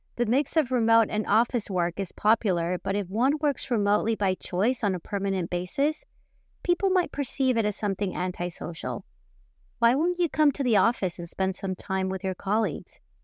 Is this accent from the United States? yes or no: no; Mexico; born and raised in Mexico